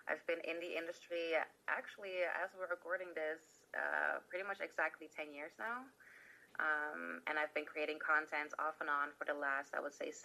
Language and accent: English; Netherlands; I am from Holland